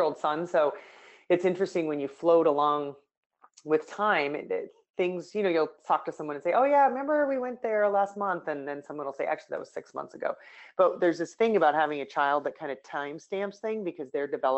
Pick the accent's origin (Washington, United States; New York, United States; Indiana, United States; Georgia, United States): Washington, United States; Spokane; moved away as an adult; now in San Francisco, United States; I'm from Spokane, Washington. It's a little farming town